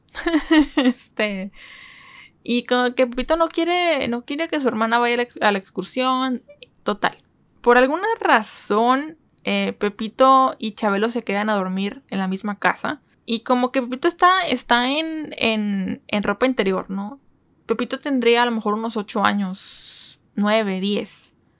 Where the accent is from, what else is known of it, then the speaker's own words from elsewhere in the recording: Mexico; soy mexicana